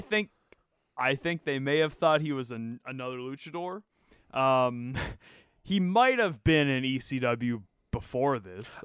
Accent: Canada; as a Canadian

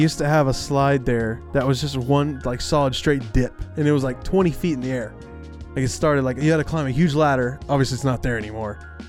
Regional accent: Texas, United States; I'm from Texas

